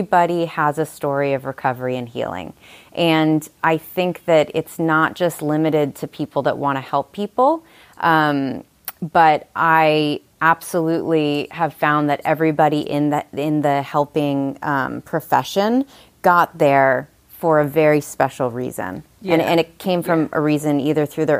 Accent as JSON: {"language": "English", "area": "Long Island", "region": "New York", "country": "United States", "also_born_or_lived": "Saratoga Springs, New York", "moved": "yes", "lives_now": "Nashville, United States", "said": "I'm originally from Long Island, New York"}